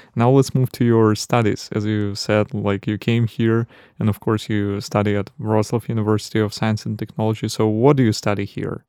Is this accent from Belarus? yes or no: yes; Belarus; now in Poland; I'm from Belarus, and uh, our winters are colder than here in Poland